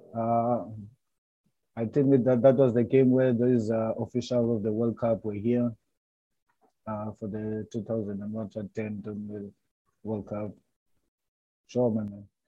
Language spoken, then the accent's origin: English; Cape Town, Western Cape, South Africa; also born or lived in Transkei; I'm from Cape Town, and you know us here in Cape Town